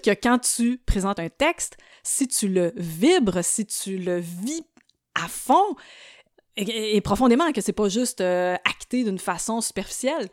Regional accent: Trois-Pistoles, Quebec, Canada; also born or lived in Montreal; ça commence à Montréal avec une naissance, mais ça l'a vite pris une tangente un plus campagnarde parce que j'ai grandi à Trois Pistoles

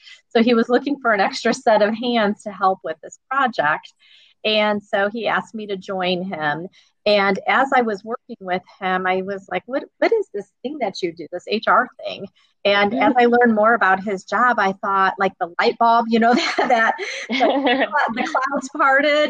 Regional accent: East Chicago, Indiana, United States; I grew up in East Chicago

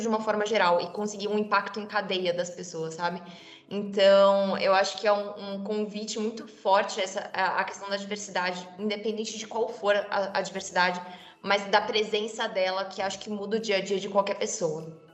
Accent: interior of São Paulo state, Brazil; moved away; eu venho de uma cidade do interior de São Paulo

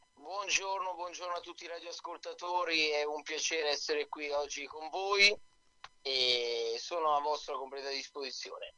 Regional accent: Milan, Lombardy, Italy; io ho i genitori che sono napoletani, ma sono proprio nato qua a Milano io

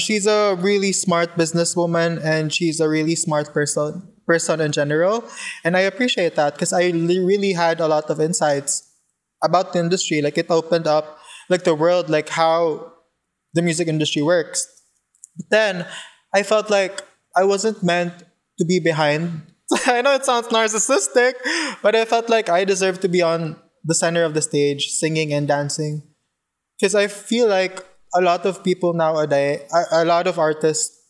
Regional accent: Cebu City, Central Visayas, Philippines; I'm not from Manila, I'm from Cebu

